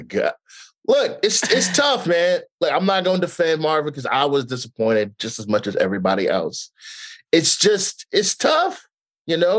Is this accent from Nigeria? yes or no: yes; Nigeria; I'm also Nigerian